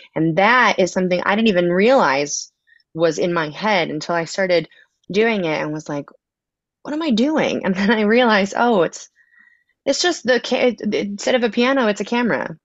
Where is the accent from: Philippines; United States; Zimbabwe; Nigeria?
United States; Connecticut; moved away as an adult; also born or lived in Boston / Las Vegas / Los Angeles; now in Chicago, United States; I grew up in Connecticut